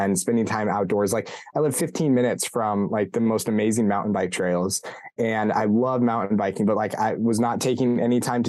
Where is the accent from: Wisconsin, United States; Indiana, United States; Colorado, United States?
Colorado, United States; now in Ohio, United States; born and raised in Colorado, Colorado native